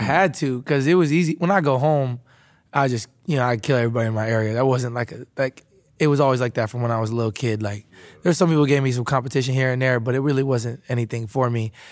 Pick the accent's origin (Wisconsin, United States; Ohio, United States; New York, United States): Wisconsin, United States; moved away as an adult; I was a kid, uh, growing up in Wisconsin